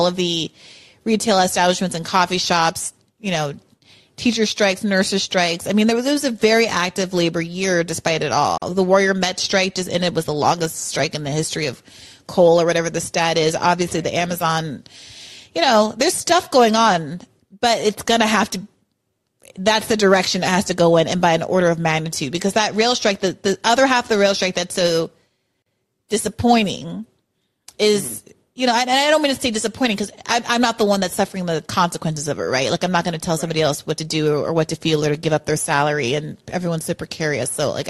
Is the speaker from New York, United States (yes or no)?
yes; New York, United States; I'm from New York. New York's the one that's got the best politicians.